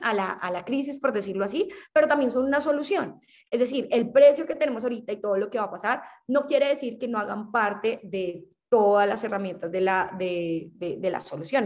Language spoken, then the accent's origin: Spanish; Colombia; siendo colombiana